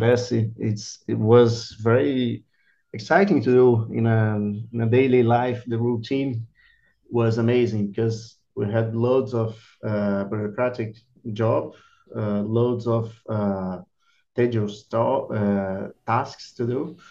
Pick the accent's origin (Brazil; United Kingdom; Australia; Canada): Brazil; Rio de Janeiro; moved away as an adult; also born or lived in Ireland / Belgium / Czech Republic; now in São Paulo, Brazil; I'm from Rio de Janeiro originally, but since I moved back from Ireland in 2019, I'm living in São Paulo